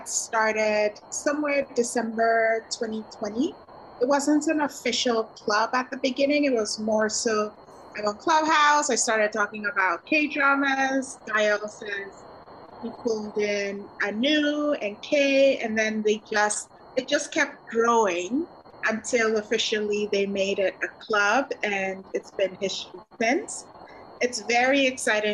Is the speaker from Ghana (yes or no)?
yes; Ghana; moved away as an adult; now in Vancouver, Canada; originally from Ghana. I live in Vancouver, Canada now, and I moved here in 2007 for school